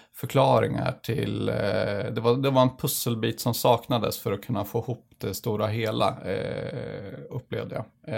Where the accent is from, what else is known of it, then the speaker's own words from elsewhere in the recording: northern Sweden, Sweden; kommer från norra Sverige